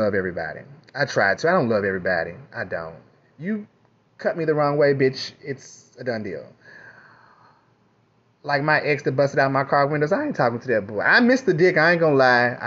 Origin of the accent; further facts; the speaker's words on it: Kentucky, United States; moved away; also born or lived in New York; I'm from Kentucky